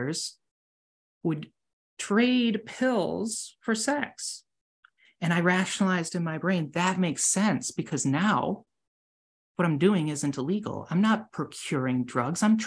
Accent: United States; I'm an American

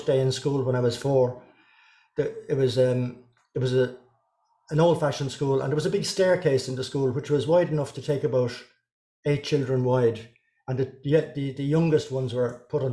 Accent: North County Dublin, Leinster, Ireland; So I was born in North County Dublin.

